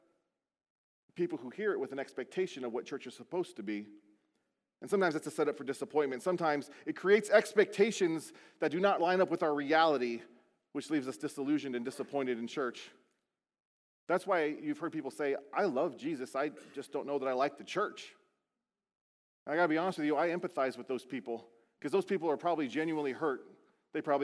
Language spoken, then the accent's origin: English; Beaufort, South Carolina, United States; born or raised there; moved away